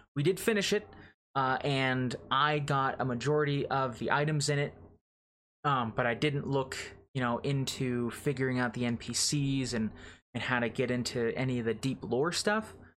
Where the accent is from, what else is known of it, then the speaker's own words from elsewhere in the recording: United States; as an American